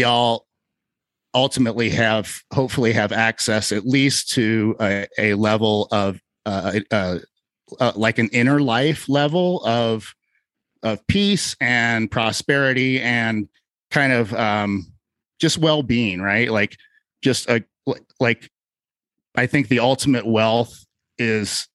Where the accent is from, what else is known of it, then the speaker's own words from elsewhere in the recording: Cincinnati, Ohio, United States; moved away; I'm originally from Cincinnati, Ohio